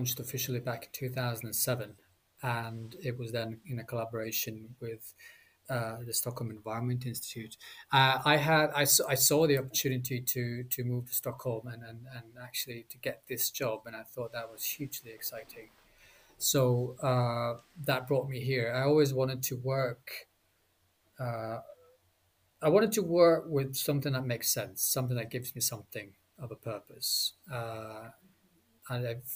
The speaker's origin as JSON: {"language": "English", "town": "Bergen", "region": "Vestland", "country": "Norway", "tie": "born or raised there", "moved": "yes", "said": "my hometown back in Norway, Bergen"}